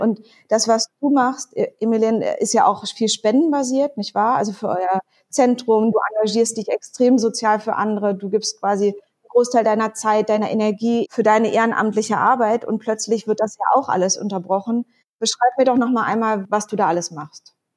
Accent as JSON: {"language": "German", "region": "Berlin", "country": "Germany", "tie": "born or raised there", "said": "als Berlinerin, die in so einer kleinen Insel, auf einer kleinen Insel quasi groß geworden ist"}